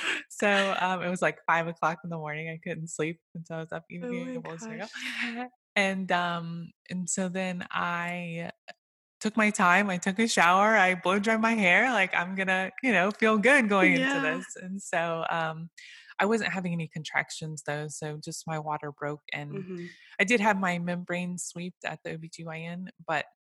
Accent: Okeechobee, Florida, United States; also born or lived in Orlando, Florida; now in Leesburg, United States; I was raised in a small town called Okeechobee, just above the big lake

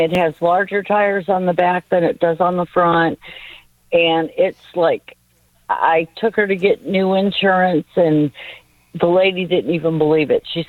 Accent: Cleveland, Ohio, United States; now in Mobile, United States; I'm from Cleveland originally.

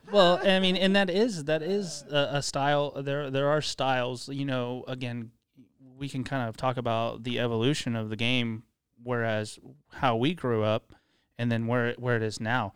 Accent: Tulsa, Oklahoma, United States; also born or lived in Dallas; we moved from Dallas, uh, to Tulsa. My dad got transferred for a job. We moved here when I was ten

